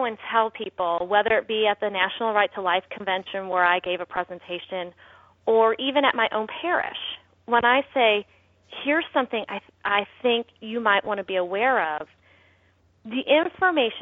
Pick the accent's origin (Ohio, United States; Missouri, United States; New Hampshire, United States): Missouri, United States; I'm from Missouri. Our tagline for Missouri is we're the show me state